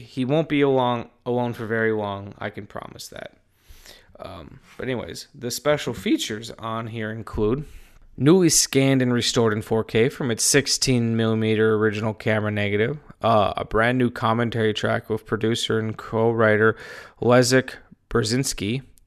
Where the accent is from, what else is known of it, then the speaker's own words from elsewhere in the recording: Wisconsin, United States; I'm from Wisconsin